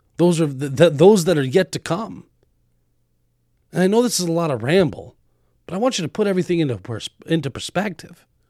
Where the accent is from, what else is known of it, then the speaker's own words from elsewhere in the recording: Arizona, United States; now in Wisconsin, United States; I grew up in Arizona